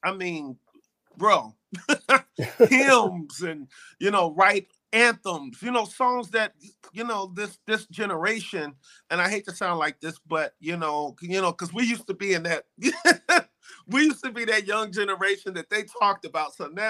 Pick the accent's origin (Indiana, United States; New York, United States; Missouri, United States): Indiana, United States; Indianapolis; also born or lived in DMV (Washington, D.C. area); now in Washington, D.C. area, United States; us little poor folk in Indianapolis